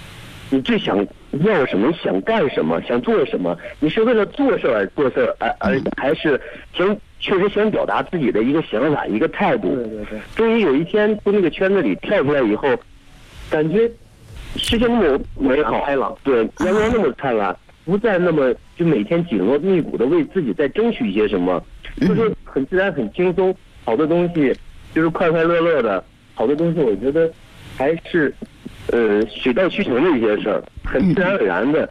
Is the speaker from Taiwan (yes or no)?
no; Shijiazhuang, Hebei, China; now in Beijing, China; 呃，我是就是河北的，河北石家庄的。